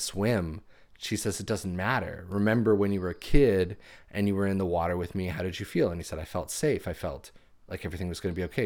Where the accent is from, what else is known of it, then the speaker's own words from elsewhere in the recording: United States; growing up in America post 9/11